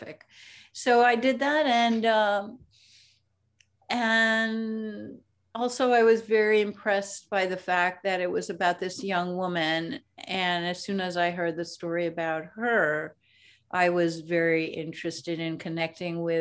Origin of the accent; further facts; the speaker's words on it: New York City, New York, United States; I was born in the Bronx in New York City. I went to public schools, which included music and art and the Conservatory of Music at Brooklyn College. But most of my life actually was learned on the streets of New York